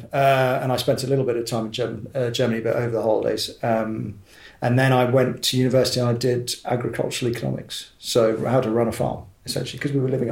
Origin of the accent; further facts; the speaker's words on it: Exeter, South West England, United Kingdom; also born or lived in Warrington / Marylebone, London; now in Newbury, United Kingdom; we grew up on a little farm just outside Exeter in Devon